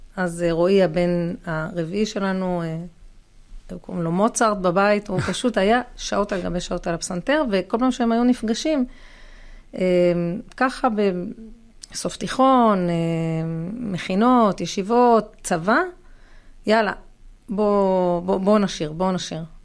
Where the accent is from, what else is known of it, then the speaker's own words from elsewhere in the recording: Ra'anana, Central District, Israel; אנחנו מרעננה